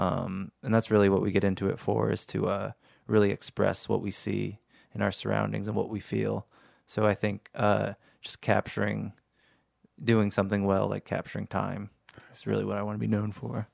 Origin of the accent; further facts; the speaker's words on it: New York, United States; growing up in New York